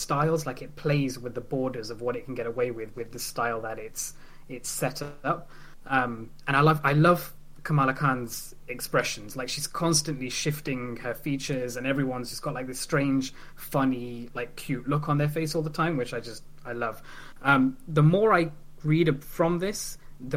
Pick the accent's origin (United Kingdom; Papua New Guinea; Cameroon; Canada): United Kingdom; England; as an Indian growing up in England